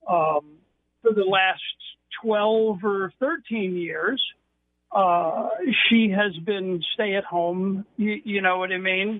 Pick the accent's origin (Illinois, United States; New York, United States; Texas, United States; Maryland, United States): New York, United States; moved away; I'm originally from New York.